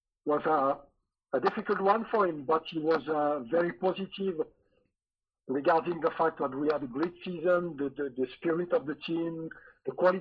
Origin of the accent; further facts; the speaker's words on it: France; English is a second language; moved away as an adult; also born or lived in Scotland; you're French and you arrive in a in Scotland in a new club